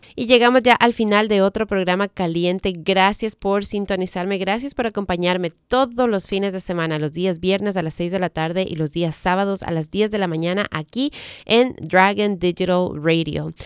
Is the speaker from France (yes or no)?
no; Ecuador; moved away as an adult; now in United States; había manejado en mi país, pero en esos tiempos en, mi país no necesitábamos tomar clases